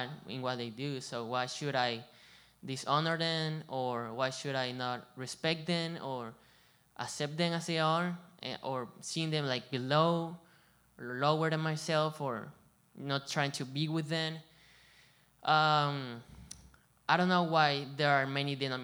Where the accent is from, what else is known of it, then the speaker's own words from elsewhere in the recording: Venezuela; also born or lived in Colombia / Hilton Head, South Carolina; now in Bluffton, United States; I come from Venezuela, and I've been in Colombia too, and over here